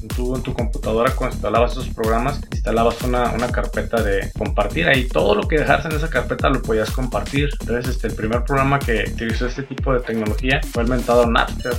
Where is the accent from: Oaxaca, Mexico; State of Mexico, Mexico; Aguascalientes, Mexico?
Aguascalientes, Mexico; accent: cantadito; somos de Aguascalientes y recuerden que todo lo ponemos la S y cantadito, hablamos cantadito.